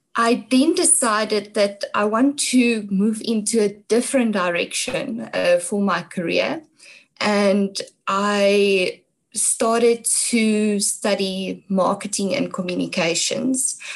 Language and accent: English; Brits, North West, South Africa; also born or lived in Mooinooi, North West; my hometown is, is Brits in, in the Northwest.